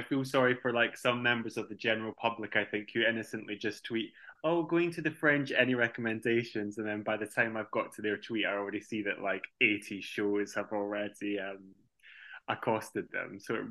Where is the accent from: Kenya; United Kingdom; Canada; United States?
United Kingdom; Belfast, Northern Ireland; I am 6 feet 6 inches tall, and I am originally from Belfast.